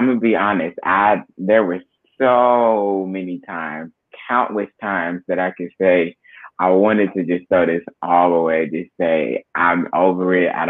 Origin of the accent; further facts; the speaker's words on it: McDonough, Georgia, United States; also born or lived in Baltimore, Maryland; I was born in Baltimore, Maryland, raised in Georgia, McDonough to be exact